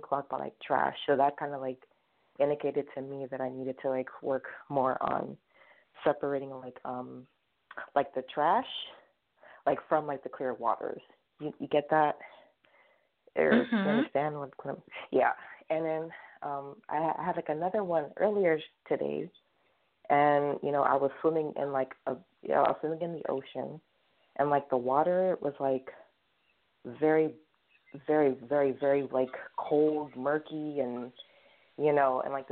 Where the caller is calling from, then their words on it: New York City, New York, United States; I'm calling from Brooklyn